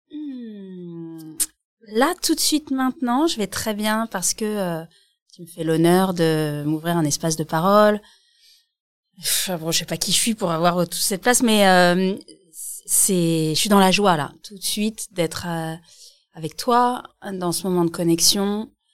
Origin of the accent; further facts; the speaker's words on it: Alsace, Grand Est, France; on vient d'Alsace